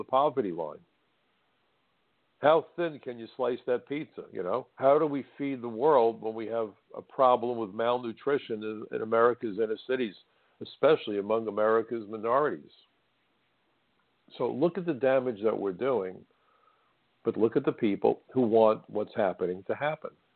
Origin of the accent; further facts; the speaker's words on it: New York City, New York, United States; when I was a young boy growing up in Brooklyn